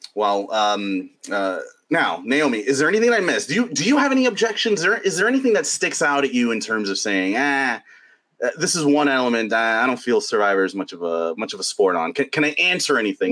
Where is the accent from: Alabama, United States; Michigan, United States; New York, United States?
New York, United States; as a sports fan growing up in New York